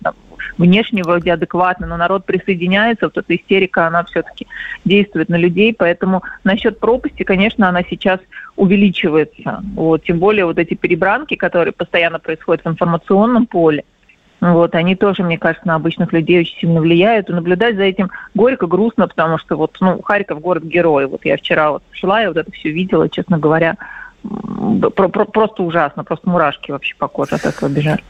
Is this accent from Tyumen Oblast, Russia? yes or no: no; Moscow, Russia; accent: Moscow akanye; мы, конечно, москвичи этого не слышим, что мы акаем